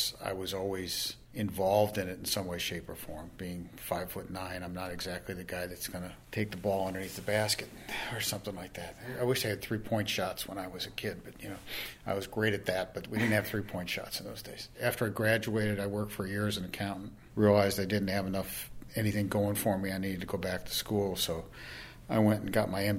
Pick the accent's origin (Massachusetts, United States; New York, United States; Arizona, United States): Massachusetts, United States; Boston; moved away; I was originally from Boston